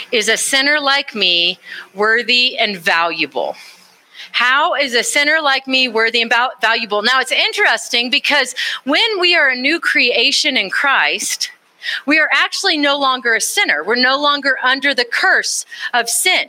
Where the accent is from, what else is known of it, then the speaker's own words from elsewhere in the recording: Austin, Texas, United States; I grew up in Texas. I grew up in Austin, Texas